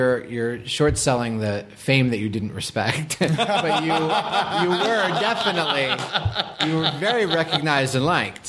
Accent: Boston, Massachusetts, United States; Again, I was from Boston. I was not like a cool kid.

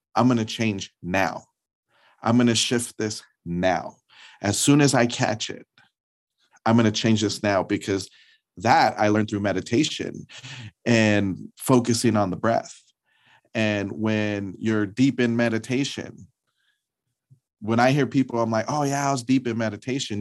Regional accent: Los Angeles, California, United States; being a person of color, growing up in Los Angeles

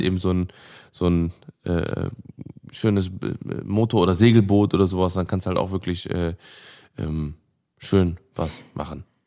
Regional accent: Cologne, North Rhine-Westphalia, Germany; ich bin gebürtiger Köln, ich bin in Köln geboren und aufgewachsen

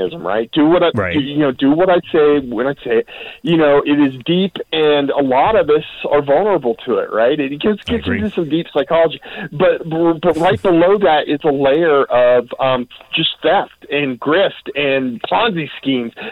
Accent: United States; my home country, the United States

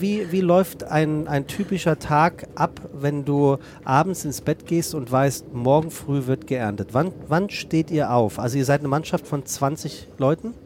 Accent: Rheinhessen, Rhineland-Palatinate, Germany; moved away as an adult; now in Hamburg, Germany; meine Heimat

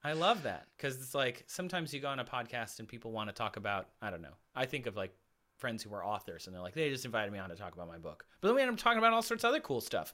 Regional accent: Michigan, United States; now in Los Angeles, United States; my family's in Michigan still in the house I grew up in, my parents.

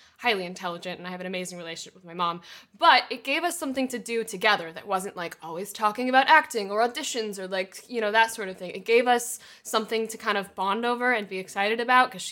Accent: Texas, United States; now in Los Angeles, United States; I'm from Texas originally. We're animal folk. Like, I grew up with horses

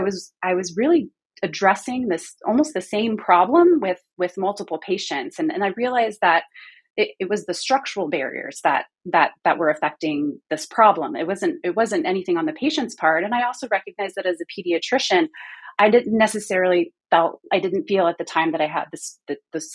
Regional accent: Houston, Texas, United States; also born or lived in California / East Coast; now in North Carolina, United States; I grew up in Houston, trained in California mostly, spent some time on the East Coast, and now I'm in North Carolina

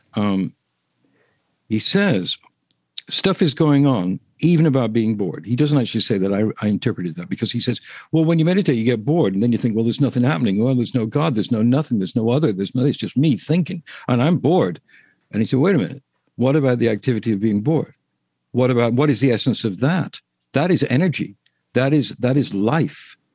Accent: England, United Kingdom; I'm English

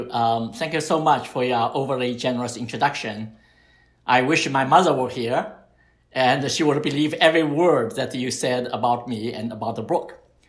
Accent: Shanghai, China; moved away as an adult; I was born and raised in Shanghai.

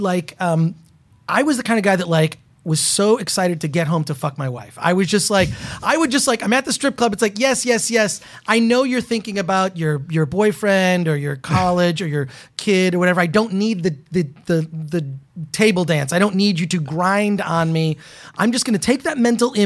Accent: Detroit, Michigan, United States; now in Los Angeles, United States; I'm from the Midwest. I'm from Detroit

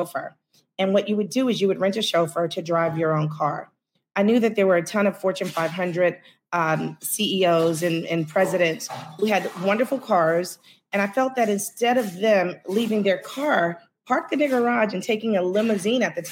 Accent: New York City, New York, United States; I am definitely born, bred, and buttered

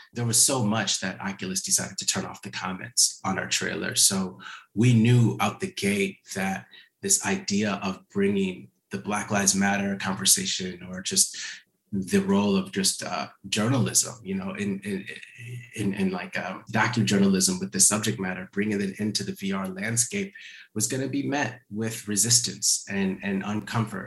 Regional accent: Minneapolis, Minnesota, United States; now in Los Angeles, United States; Minneapolis, which is my hometown as well. I, I live in Los Angeles, but I grew up just a few blocks.

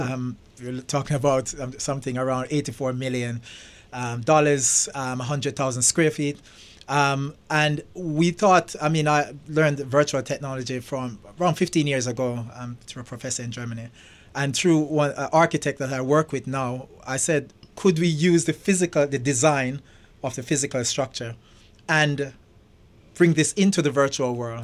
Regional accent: Jamaica; moved away as an adult; also born or lived in England / London; now in United States; I was brought up in Jamaica.

